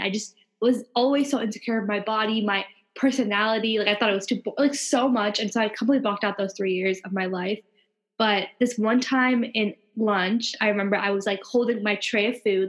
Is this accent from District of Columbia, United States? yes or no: no; Long Island, New York, United States; I was born and raised in New York, and as you can see, we're very New York like mm-hmm. nationality, and we were both on Long Island